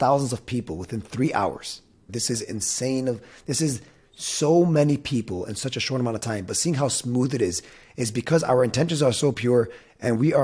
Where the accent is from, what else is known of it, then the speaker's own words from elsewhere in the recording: Dearborn, Michigan, United States; Born and raised in Dearborn